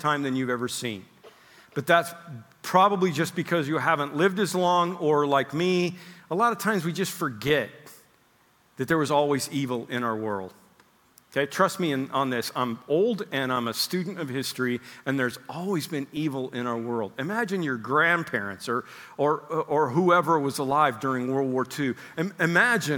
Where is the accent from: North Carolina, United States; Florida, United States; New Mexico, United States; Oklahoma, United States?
Oklahoma, United States; moved away; I grew up in Oklahoma.